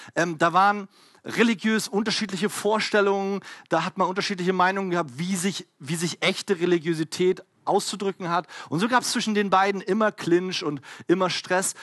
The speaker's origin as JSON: {"language": "German", "region": "Berlin", "country": "Germany", "said": "ich komme halt aus Berlin"}